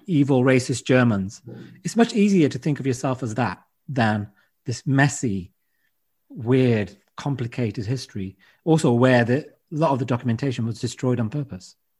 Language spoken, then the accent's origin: English; United Kingdom; I'm British